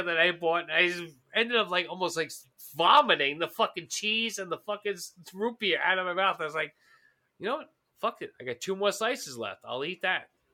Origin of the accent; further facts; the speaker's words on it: New York, United States; as a New Yorker